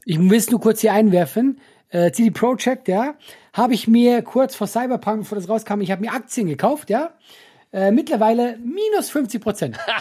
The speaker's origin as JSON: {"language": "German", "country": "Switzerland", "said": "ich hab's als Schweizer falsch ausgesprochen"}